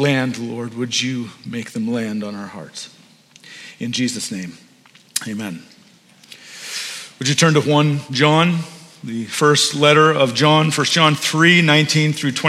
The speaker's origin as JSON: {"language": "English", "town": "Maple", "region": "Ontario", "country": "Canada", "tie": "born or raised there", "said": "we grew up in Maple, just on Keel"}